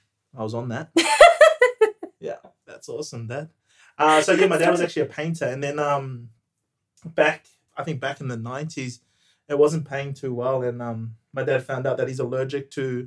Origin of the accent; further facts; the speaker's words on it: New Zealand; moved away as an adult; now in Melbourne, Australia; My background is Samoan Tongan. Born and raised in New Zealand. Lived in multiple countries during my time, but now just resided in Melbourne for the last 4 years.